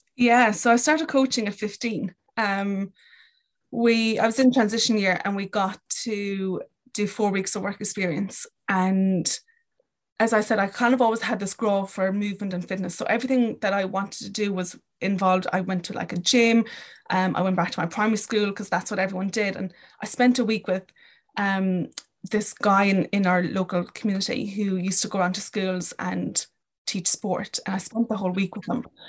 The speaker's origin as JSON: {"language": "English", "area": "Kerry", "region": "Munster", "country": "Ireland", "tie": "born or raised there", "also_born_or_lived": "London, United Kingdom / Dublin, Ireland", "moved": "as an adult", "said": "I am from Kerry, grew up in Kerry, um, until I moved to London"}